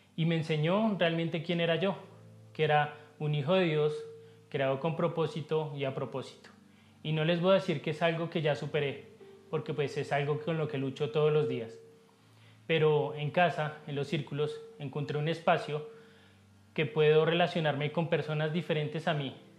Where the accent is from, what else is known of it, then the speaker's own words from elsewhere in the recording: Colombia; mi esposa y yo vivimos en Bogotá, sí, somos colombianos